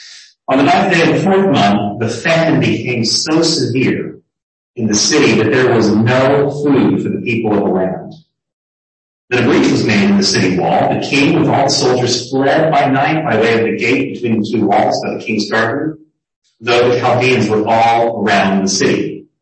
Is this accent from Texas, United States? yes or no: yes; Texas, United States; Being a Texan